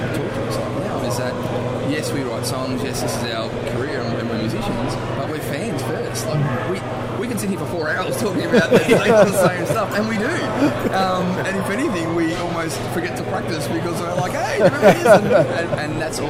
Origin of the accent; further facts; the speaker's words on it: Australia; If you haven't figured out the accent by now, so we're from Australia.